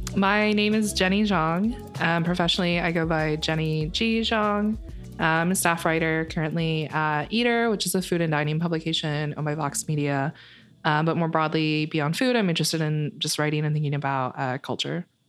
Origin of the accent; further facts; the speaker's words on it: metropolitan Detroit, Michigan, United States; I kind of grew up in a suburban, uh, area of Detroit, uh, metropolitan Detroit